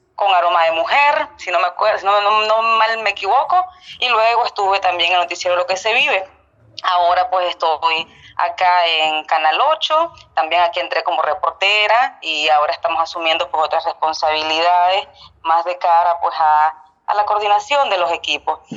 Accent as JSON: {"language": "Spanish", "region": "Estelí", "country": "Nicaragua", "tie": "born or raised there", "said": "yo soy de Estelí, don Jorge, nací allá"}